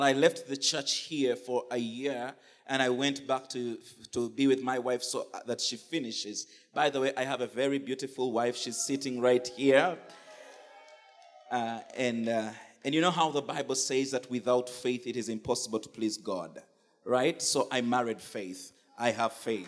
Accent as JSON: {"language": "English", "country": "Uganda", "said": "I come from Uganda"}